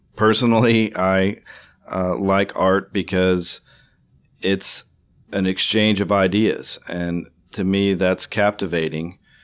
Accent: Houston, Texas, United States; the arts community that you know shares uh, my hometown

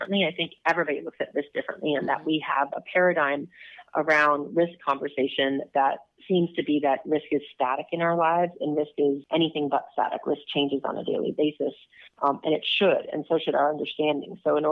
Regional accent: Minnesota, United States; I grew up in Minnesota

